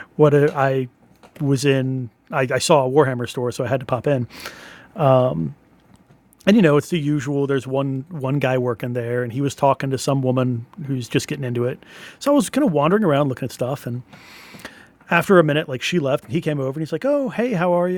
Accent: United States; I'm an American

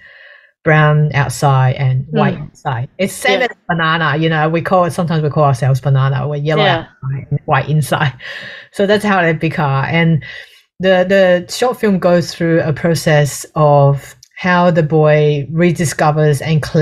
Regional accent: Australia; being an Australian

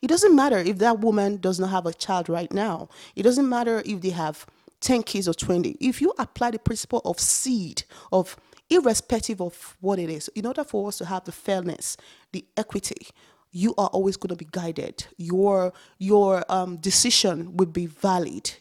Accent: Nigeria; born or raised there; moved away as an adult; now in Canada

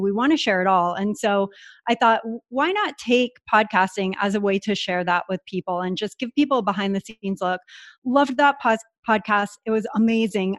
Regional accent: San Diego, California, United States; moved away as an adult; now in Puerto Rico; I grew up in San Diego

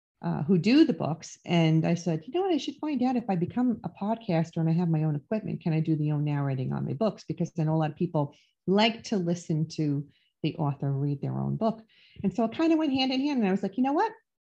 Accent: New York City, New York, United States; I grew up in the Bronx in Throgs Neck in New York

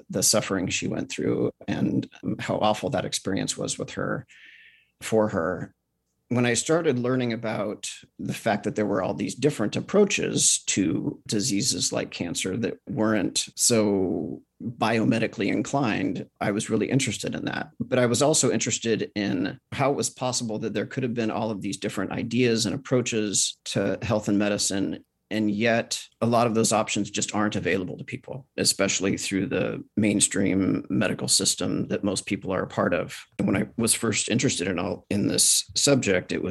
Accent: California, United States; in California.

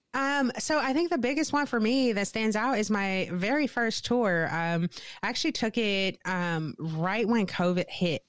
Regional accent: St. Louis, Missouri, United States; moved away as an adult; now in Wisconsin, United States; born and raised in Saint Louis, Missouri.

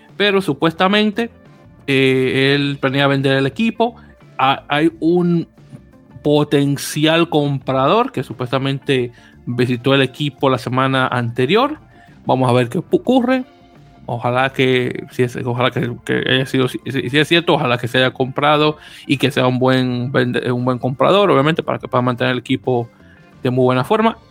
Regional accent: New Yorker, United States; soy neoyorquino

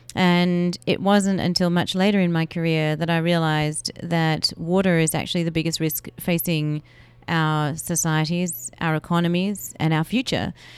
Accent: Melbourne, Victoria, Australia; I grew up in Melbourne, Australia

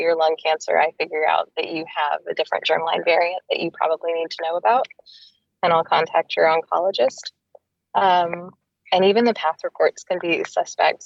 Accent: Texas, United States; also born or lived in Boston; now in Seattle, United States; I'm from Texas originally and then moved to Boston

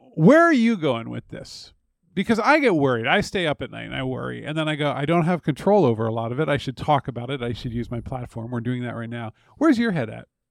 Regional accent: United States; an American who grew up in personally unstable circumstances

